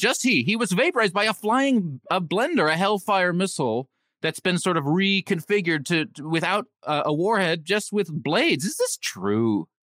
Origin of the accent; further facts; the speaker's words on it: California, United States; growing up in California